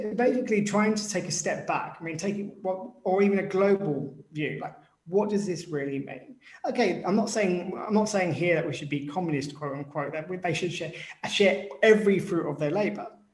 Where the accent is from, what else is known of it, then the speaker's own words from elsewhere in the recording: United Kingdom; I'm British